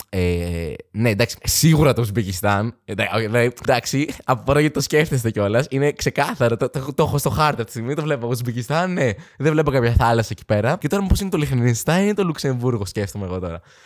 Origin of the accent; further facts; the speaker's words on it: Athens, Attica, Greece; δεν μπορώ να πω είμαι από την Αθήνα